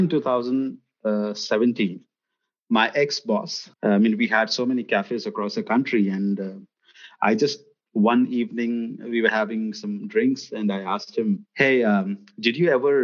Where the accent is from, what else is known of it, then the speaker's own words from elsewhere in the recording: Gujarat, India; also born or lived in United States / Middle East / Azerbaijan; I come from a state in the west of the country, which is called as Gujarat